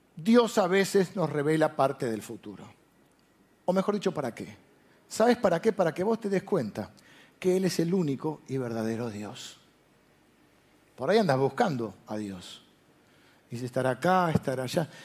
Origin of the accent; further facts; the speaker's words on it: Argentina; yo soy argentino